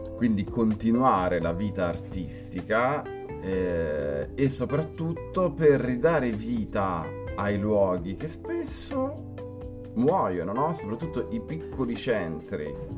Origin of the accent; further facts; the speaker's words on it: Grosseto, Tuscany, Italy; moved away as an adult; now in Rome, Italy; io eh, sono di Grosseto, sono scappato da Grosseto perché artisticamente non offriva nulla eh, e sono eh, emigrato a Roma